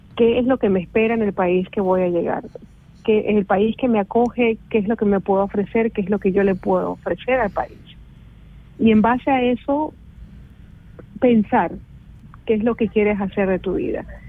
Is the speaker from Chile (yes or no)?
no; Ecuador; moved away as an adult; now in Switzerland; Salí de Ecuador sin ningún plan.